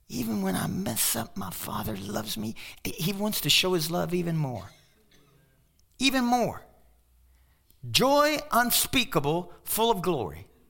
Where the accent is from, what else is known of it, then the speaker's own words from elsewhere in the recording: Kentucky, United States; now in Pueblo, United States; I'm from Kentucky, and we got Kentuckians and Tennesseans